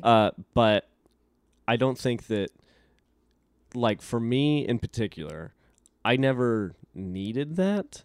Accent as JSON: {"language": "English", "town": "Elko", "region": "Nevada", "country": "United States", "tie": "born or raised there", "said": "I grew up in a little desert town called Elko, Nevada"}